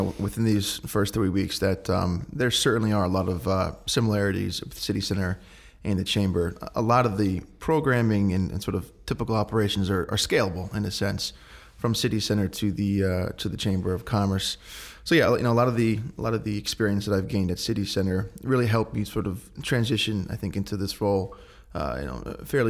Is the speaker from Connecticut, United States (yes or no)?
yes; Danbury, Connecticut, United States; But yeah, my sister and I grew up here in Danbury, went through the public school systems, graduated in 2006 from Danbury High